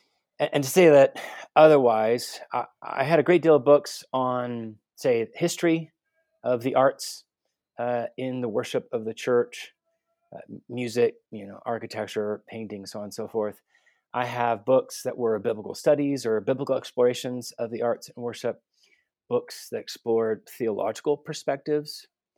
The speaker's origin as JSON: {"language": "English", "town": "Guatemala City", "region": "Guatemala Department", "country": "Guatemala", "tie": "born or raised there", "also_born_or_lived": "United States / Vancouver, Canada", "said": "I was born and raised in Guatemala City. Born and raised a missionary kid, specifically. Moved around the States, did my undergrad at the University of Texas, studied international relations."}